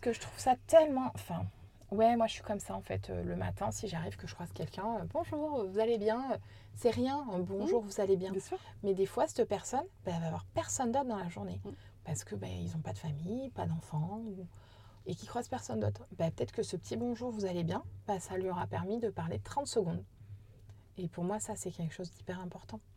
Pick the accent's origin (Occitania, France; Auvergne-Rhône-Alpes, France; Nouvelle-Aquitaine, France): Nouvelle-Aquitaine, France; Corrèze